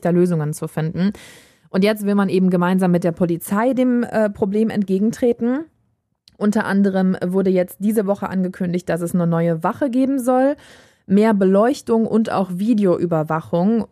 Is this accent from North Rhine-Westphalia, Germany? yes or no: yes; Düsseldorf, North Rhine-Westphalia, Germany